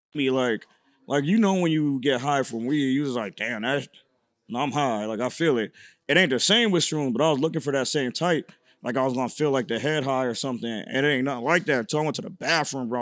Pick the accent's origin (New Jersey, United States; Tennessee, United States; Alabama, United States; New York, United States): New York, United States; Syracuse; moved away as an adult; now in Los Angeles, United States; I'm from Syracuse, New York.